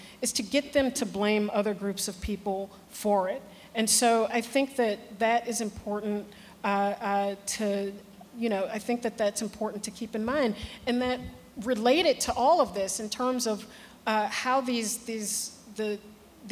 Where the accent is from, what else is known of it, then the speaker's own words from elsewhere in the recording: Chicago, Illinois, United States; I'm from Chicago